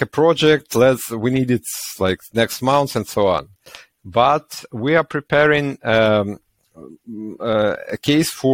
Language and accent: English; Ukraine; we are from Ukraine